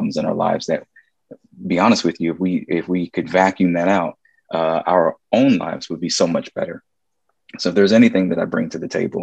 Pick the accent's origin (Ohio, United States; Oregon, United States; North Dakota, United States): Ohio, United States; Columbus; I was from Columbus